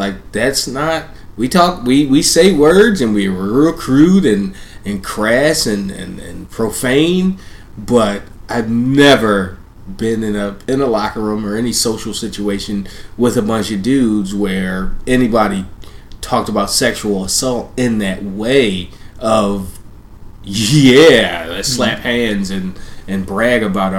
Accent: Philadelphia, Pennsylvania, United States; moved away as an adult; now in Austin, United States; we have traffic in Philly

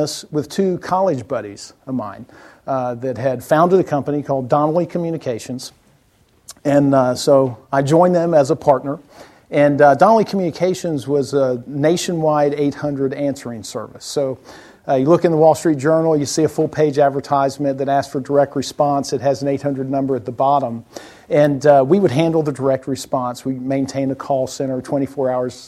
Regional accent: South Alabama, United States; moved away; I was born in South Alabama, as he mentioned, and I went to school at Auburn University

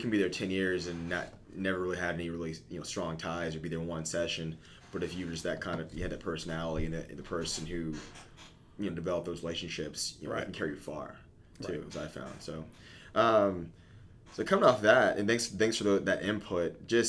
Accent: Austin, Texas, United States; I've been here since I was eight.

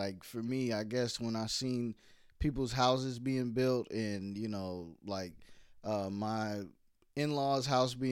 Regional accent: New York, United States; Growing up in New York

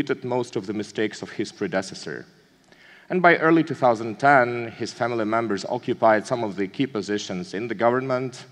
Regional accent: Kyrgyzstan; my home country of Kyrgyzstan

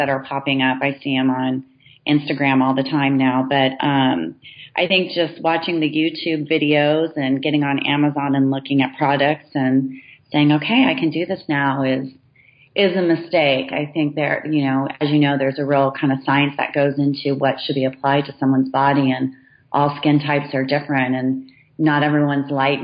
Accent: Southern California, United States; now in Walnut Creek, United States; growing up in Southern California on the beaches

